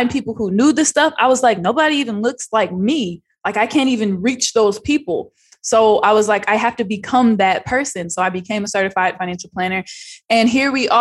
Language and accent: English; outside of Sacramento, Northern California, United States; I grew up in Northern California, about 45 minutes outside of Sacramento on a 1,000-acre ranch